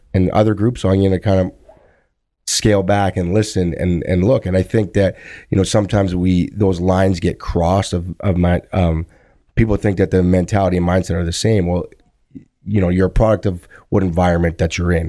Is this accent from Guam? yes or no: no; Thunder Bay, Ontario, Canada; when I grew up in Thunder Bay